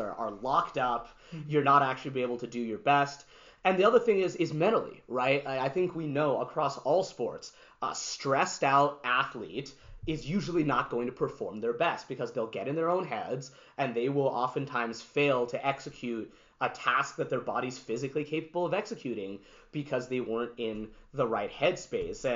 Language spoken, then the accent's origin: English; Canada; also born or lived in New York, United States; to have grown up in this country, to also have been born in the States